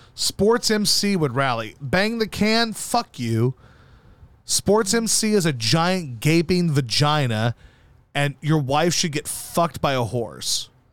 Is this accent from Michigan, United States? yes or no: no; Baton Rouge, Louisiana, United States; also born or lived in Missouri / Arkansas; I went to fifth grade in Baton Rouge